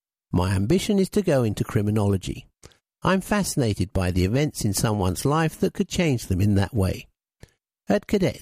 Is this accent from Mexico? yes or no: no; Luton, East of England, United Kingdom; now in Finsbury Park, United Kingdom; I grew up in Luton, then moved around a lot, but now live in Finsbury Park with my mum and younger sister.